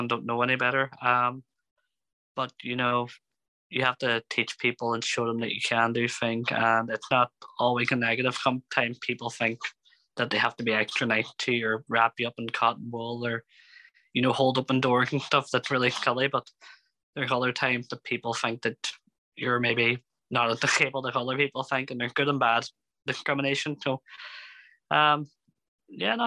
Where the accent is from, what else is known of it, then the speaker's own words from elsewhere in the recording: Derry, Northern Ireland, United Kingdom; I'm 29. I'm from Derry and I have a degree in social work